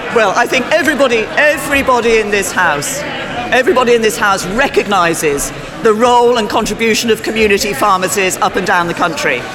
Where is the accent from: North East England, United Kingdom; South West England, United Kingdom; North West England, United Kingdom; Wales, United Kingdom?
Wales, United Kingdom; South; having been born and, and growing up in South Wales